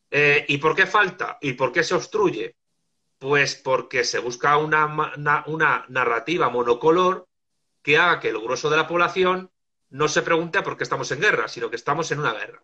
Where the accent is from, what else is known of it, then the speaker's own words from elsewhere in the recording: Madrid, Community of Madrid, Spain; moved away as an adult; also born or lived in Argentina; now in Salamanca, Spain; Soy de Madrid, pero estuve viviendo en Argentina año y medio y luego cuando regresé me vine a vivir a Salamanca